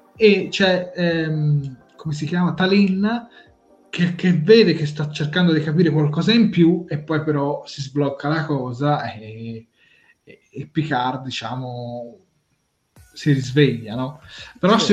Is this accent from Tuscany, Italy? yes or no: yes; Tuscany, Italy; noi siamo toscani